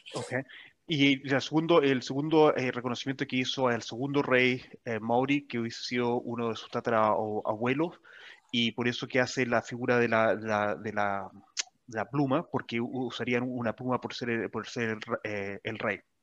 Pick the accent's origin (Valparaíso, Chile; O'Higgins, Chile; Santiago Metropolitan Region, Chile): Santiago Metropolitan Region, Chile; Santiago; moved away as an adult; now in New Zealand; San Cristóbal porque esa es la montaña o el cerro más cercano donde yo me crié o donde yo nací